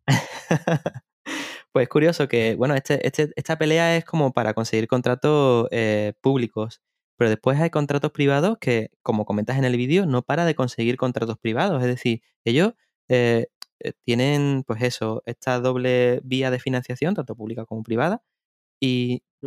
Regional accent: Seville, Andalusia, Spain; yo soy de Sevilla

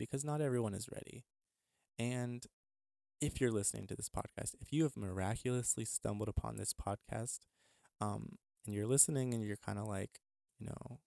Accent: El Paso, Texas, United States; moved away; also born or lived in Midwest; my hometown of El Paso

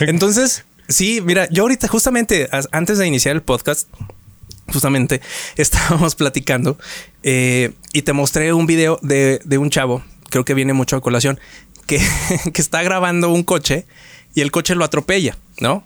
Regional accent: Mexico; como buen mexicano

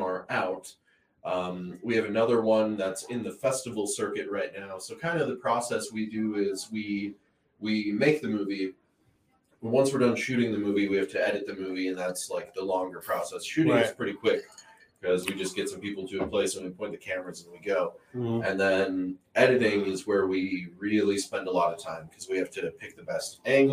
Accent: Minnesota, United States; moved away as an adult; now in Tucson, United States; I grew up in Minnesota, and it was really cold, and now I live in Tucson

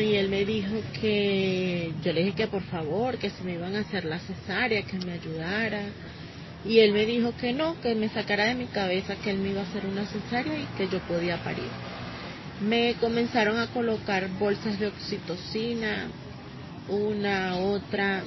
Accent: Venezuela; moved away as an adult; also born or lived in Bogotá, Colombia; now in Villavicencio, Colombia; el país de donde vengo, de Venezuela

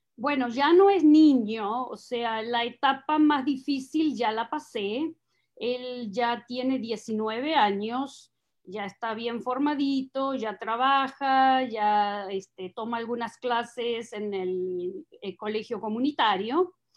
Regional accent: southern Buenos Aires Province, Argentina; accent: Argentine/Uruguayan; moved away as an adult; now in United States; nací en una ciudad pequeña eh, al sur de la provincia de Buenos Aires, hace 500 kilómetros de la capital. No soy porteña, no soy capitalina, 500 kilómetros, pero todavía dentro de la provincia de Buenos Aires

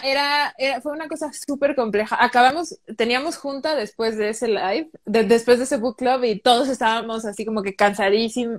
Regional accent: Mexico; nosotros los mexicanos

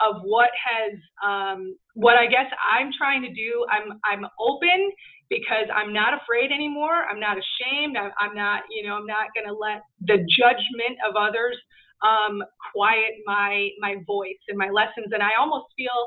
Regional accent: Chicago, Illinois, United States; I grew up in Chicago during the 90s

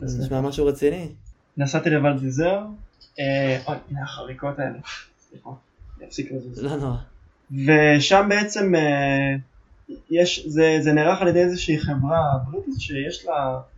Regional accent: Kfar Vradim, Northern District, Israel; moved away as an adult; now in Mitzpe Ramon, Israel; אני גדלתי בכפר ורדים.

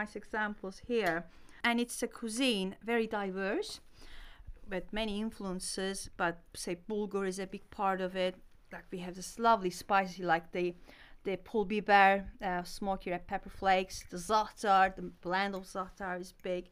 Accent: Ankara, Turkey; moved away as an adult; also born or lived in Antakya; I was born and bred in Turkey. I lived there for 30 years.

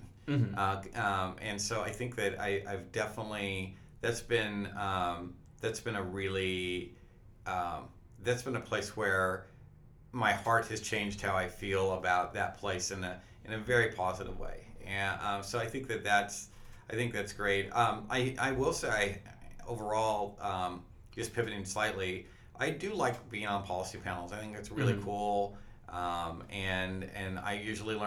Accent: the Northwest, Pacific Northwest, United States; I grew up in the Northwest

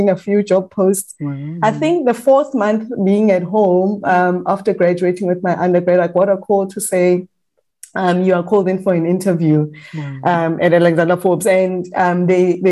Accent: the Vaal, Gauteng, South Africa; I'm from the Vaal

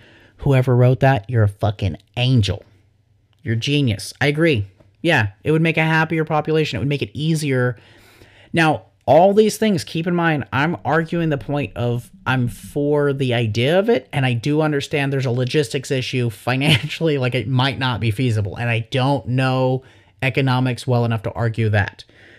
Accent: the Bible Belt, United States; IDK, growing up in the Bible Belt, I'm probably more sheltered than I should be.

